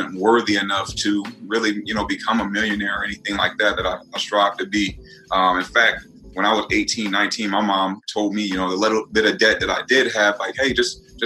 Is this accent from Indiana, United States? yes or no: yes; Northwest Indiana, United States; I'm from Northwest Indiana